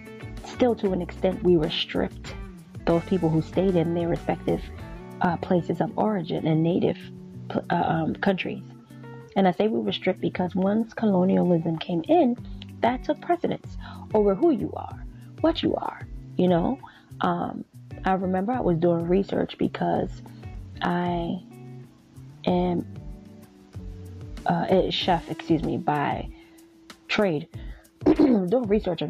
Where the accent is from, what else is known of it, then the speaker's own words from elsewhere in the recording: Liberia; born there; So by birth, I was born in West Africa, Liberia. That's on my father's side. And on my mother's side, I'm Nigerian.